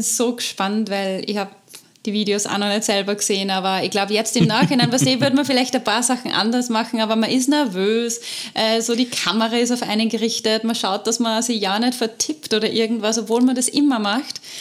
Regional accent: Austria; unser Fortbildungssystem in Österreich

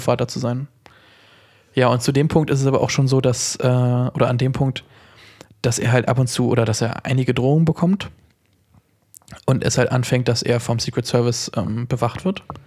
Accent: Germany; als Deutscher

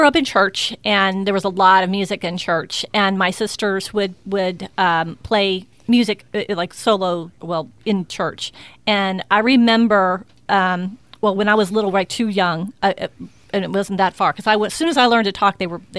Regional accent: Tampa, Florida, United States; I'm from Tampa. You are? Born and raised.

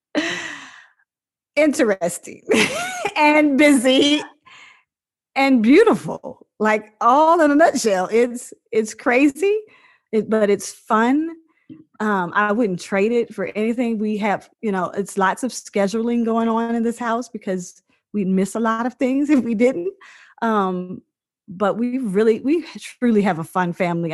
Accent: Virginia, United States; moved away as an adult; also born or lived in Seattle; now in Dallas, United States; I was born in Virginia on a farm, a 100 acre farm, and uh, I mean, 200 something acre farm. Sorry, it was like, it had been in my family, it has been in my family for over 100 years, and it's you know, I just I grew up like this free little spirit, just having a blast uh, in Virginia

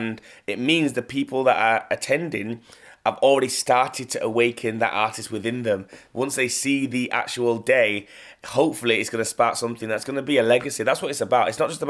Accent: Leeds, Yorkshire and the Humber, United Kingdom; I'm from Leeds, like I'm not from anywhere else. I rep Leeds, I rep 0113.

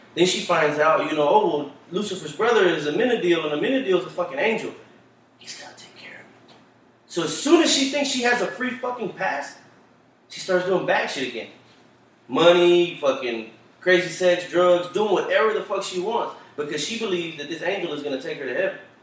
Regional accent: Dallas, Texas, United States; we grew up in Oak Cliffs, it's nothing but Hispanic

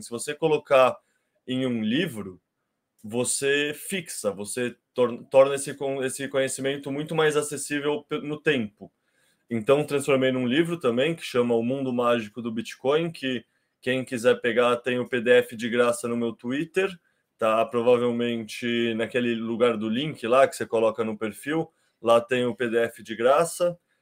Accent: Brazil; Eu tenho um sotaque diferente, né? Eu sou brasileiro, eu não sou português

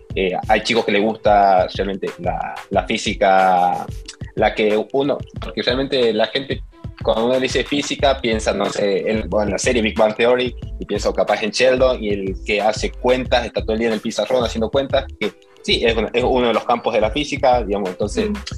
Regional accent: Salta, Argentina; moved away as an adult; also born or lived in Bariloche; now in New York, United States; soy salteño, nací en Salta y crecí en Salta. Viví hasta ahí, hasta los 20 años

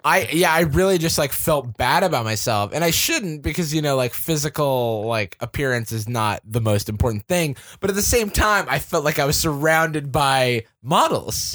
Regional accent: Florida, United States; moved away as an adult; also born or lived in Georgia; now in San Francisco, United States; I grew up in Florida. I went to Georgia for school, and then I moved out to, uh, to San Francisco

